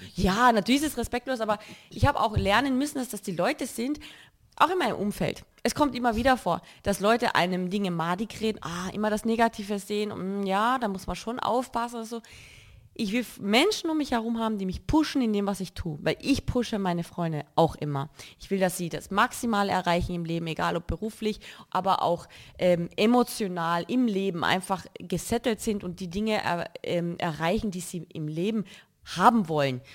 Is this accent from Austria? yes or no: yes; Carinthia, Austria; now in Cologne, Germany; ich sehe Köln jetzt nicht als meine Heimat. Ich lebe dort und ich fühle mich wohl, aber Heimat verspüre ich hier